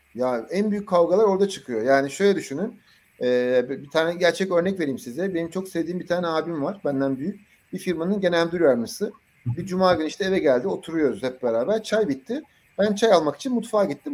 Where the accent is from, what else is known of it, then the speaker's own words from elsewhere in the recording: Adana, Turkey; ben işte Adanalıyım